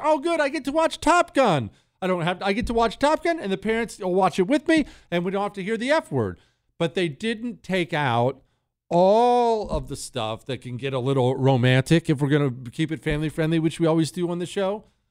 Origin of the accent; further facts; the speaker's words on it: Bozeman, Montana, United States; also born or lived in Ohio; I grew up in Bozeman, Montana. Well, we moved fr-, from Ohio to Montana when I was ten, and I lived right beside the Bridger Mountains